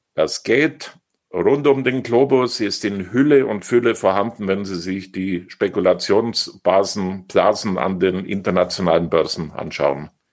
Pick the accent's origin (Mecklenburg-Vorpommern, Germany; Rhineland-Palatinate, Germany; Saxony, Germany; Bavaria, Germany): Bavaria, Germany; Oberstdorf; meine Heimat